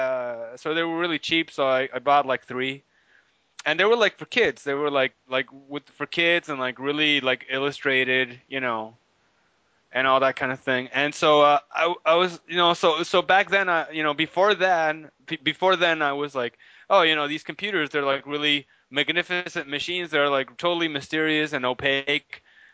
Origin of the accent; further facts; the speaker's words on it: Tijuana, Baja California, Mexico; I was born in Tijuana